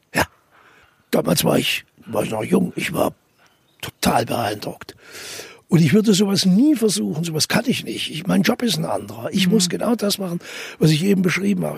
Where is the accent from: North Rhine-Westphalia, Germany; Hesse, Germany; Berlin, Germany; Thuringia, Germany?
Thuringia, Germany; accent: Thuringian; wir sind Thüringer